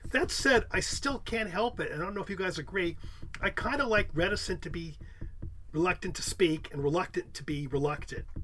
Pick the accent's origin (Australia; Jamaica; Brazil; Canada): Canada; not to be an English snob because I'm American, but I'm Canadian